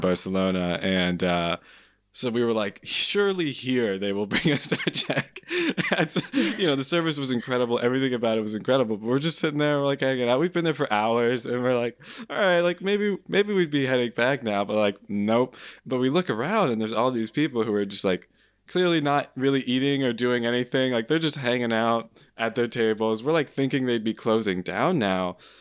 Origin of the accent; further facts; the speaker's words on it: United States; being an American